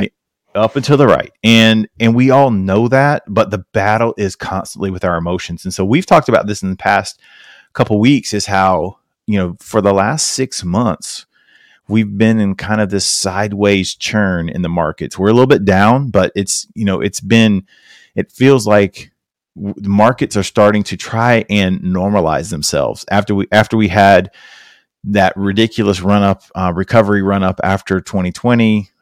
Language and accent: English; South Carolina, United States; I'm from South Carolina